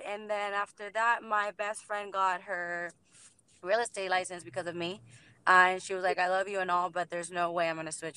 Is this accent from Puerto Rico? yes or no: yes; Puerto Rico; now in Orlando, United States; Originally from Puerto Rico